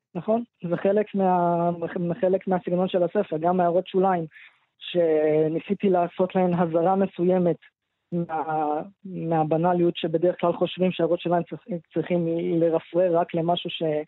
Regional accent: Israel; אני גדלתי פה, אני לא גדלתי במקום אחר

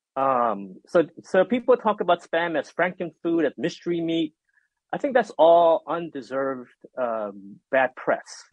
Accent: Hawaii, United States; also born or lived in Korea; I grew up in Hawaii, and I was born in Korea.

